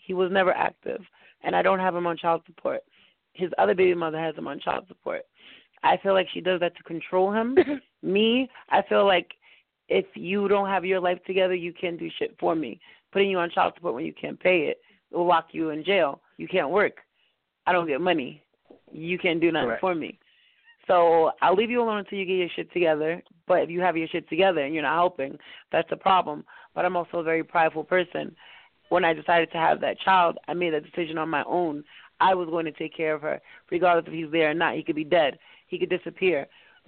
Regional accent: Jersey City, New Jersey, United States; moved away as an adult; also born or lived in Central Florida; now in Florida, United States; I'm from Jersey City

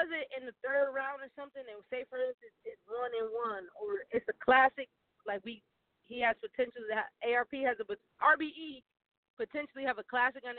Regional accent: Connecticut, United States; I'm from Connecticut. It's still the tri-state

